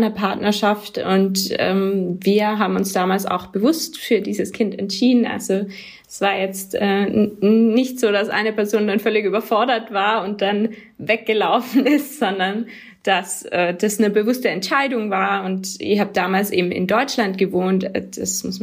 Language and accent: German; Tyrol, Austria; Genau, ich komme aus Tirol ursprünglich, aber in Tirol wird mir immer wieder gesagt, dass ich eigentlich Deutsche bin